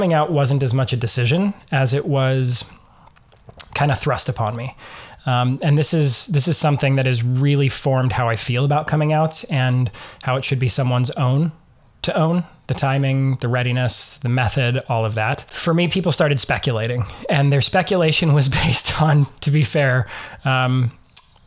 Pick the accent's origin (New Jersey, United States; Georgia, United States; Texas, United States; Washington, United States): Washington, United States; Eastern; I grew up in Eastern Washington in a fairly conservative evangelical